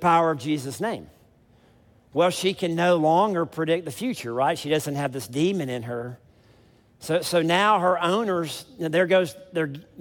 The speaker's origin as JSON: {"language": "English", "region": "South Mississippi", "country": "United States", "said": "I'm from South Mississippi"}